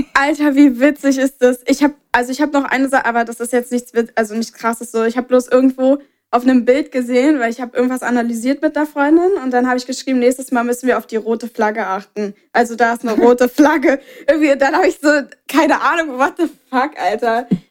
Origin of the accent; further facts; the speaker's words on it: Berlin, Germany; bei uns in Berlin